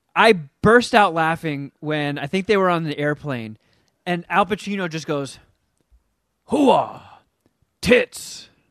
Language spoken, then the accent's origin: English; New Jersey, United States; the house that I grew up in in Jersey, it was my grandparents' house